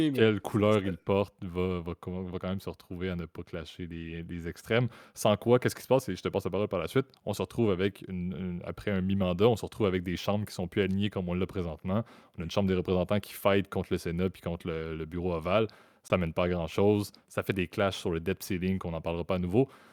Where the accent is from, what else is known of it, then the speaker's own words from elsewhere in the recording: Canada; en tant que Canadien que je suis